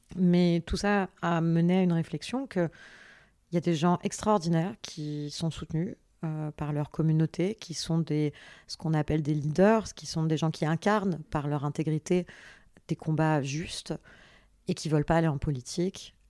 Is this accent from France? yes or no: yes; France; also born or lived in Paris / south of France; je suis née à Paris euh, le 9 juin 1987. Euh, j'ai grandi entre Paris et le sud de la France